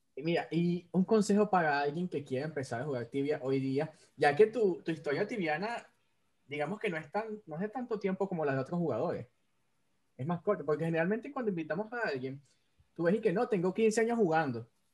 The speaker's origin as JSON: {"language": "Spanish", "country": "Venezuela", "said": "soy el único venezolano que no come ayacas"}